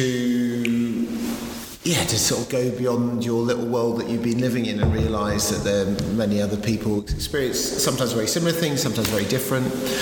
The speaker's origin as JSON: {"language": "English", "country": "United Kingdom", "said": "you arrive as a British teenager"}